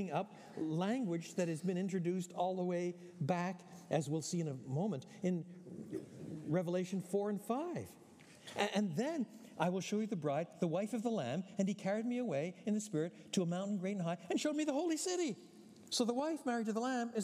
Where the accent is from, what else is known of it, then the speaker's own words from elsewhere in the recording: Quebec, Canada; Although I was born in French Canada, my parents were both born in the British Isles